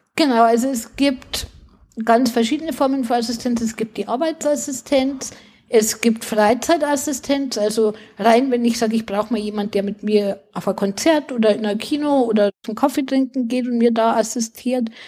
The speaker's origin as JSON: {"language": "German", "region": "Bavaria", "country": "Germany", "said": "bei uns in Bayern"}